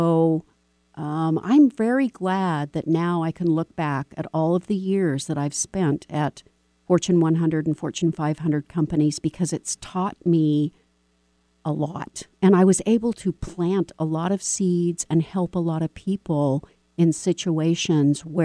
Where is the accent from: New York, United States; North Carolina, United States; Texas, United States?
Texas, United States; I was born in Texas